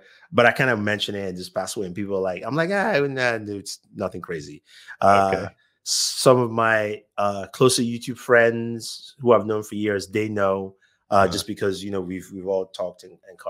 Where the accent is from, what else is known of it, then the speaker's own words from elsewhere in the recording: Nigeria; moved away as an adult; now in United States; I was born in Nigeria.